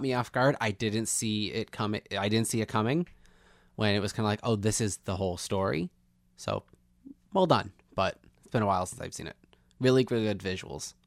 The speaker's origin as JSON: {"language": "English", "town": "Lockport", "country": "United States", "tie": "born or raised there", "said": "back when I was growing up in Lockport"}